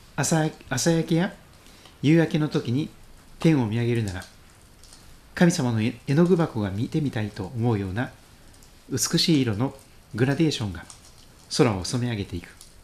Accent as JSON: {"language": "Japanese", "region": "Pacific side of Japan", "country": "Japan", "tie": "born or raised there", "said": "私太平洋側で生まれ育っております"}